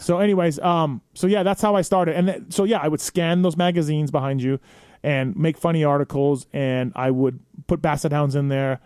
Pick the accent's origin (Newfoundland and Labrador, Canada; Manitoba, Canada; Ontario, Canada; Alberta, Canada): Manitoba, Canada; moved away as an adult; also born or lived in San Diego, United States / Anaheim, United States; now in United States; me being Canadian and being in America